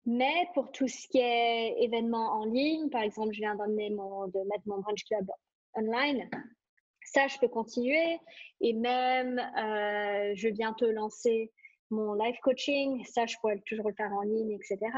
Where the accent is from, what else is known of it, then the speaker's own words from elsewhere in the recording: Singapore; now in Switzerland; Euh, j'ai grandi à Singapour, euh, j'ai toujours grandi dans des grandes villes où ça bouge énormément.